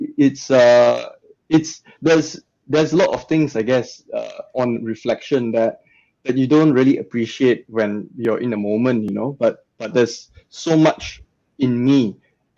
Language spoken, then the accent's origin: English; Malaysia; moved away as an adult; now in Australia; growing up in Malaysia, where the values are a lot more conservative